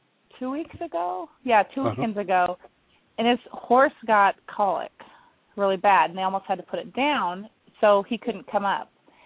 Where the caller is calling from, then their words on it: Sumner, Washington, United States; I'm calling it from Sumner.